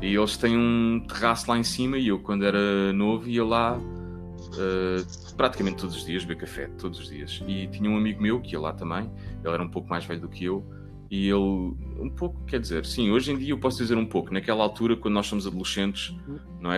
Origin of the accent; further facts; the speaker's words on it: Cascais, Lisbon, Portugal; Eu nasci em Lisboa, vim logo, vim logo para Carcavelos, e... mas a minha avó vive em Cascais e eu passei muito tempo entre Cascais e Carcavelos